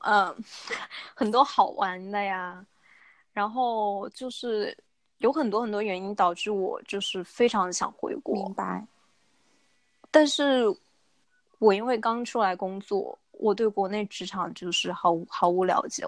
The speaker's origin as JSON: {"language": "Chinese", "town": "Chengdu", "region": "Sichuan", "country": "China", "said": "我是成都人"}